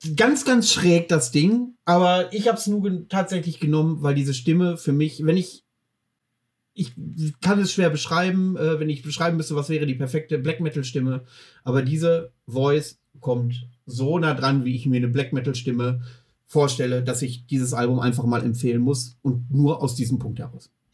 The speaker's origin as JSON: {"language": "German", "region": "Mecklenburg-Vorpommern", "country": "Germany", "said": "bei uns in Mecklenburg-Vorpommern"}